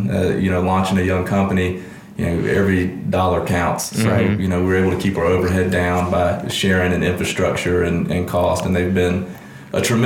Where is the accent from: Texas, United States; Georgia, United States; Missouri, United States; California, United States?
Georgia, United States; Augusta; also born or lived in Madison, Mississippi; we moved here when I was 8 years of age